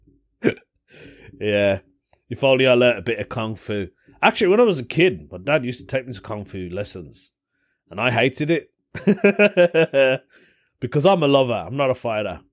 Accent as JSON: {"language": "English", "country": "United Kingdom", "accent": "British", "said": "I've got a British accent"}